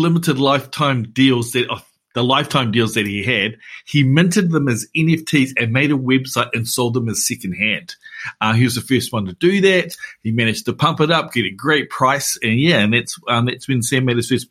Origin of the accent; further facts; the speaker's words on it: Hamilton, Waikato, New Zealand; I'm from the Tron.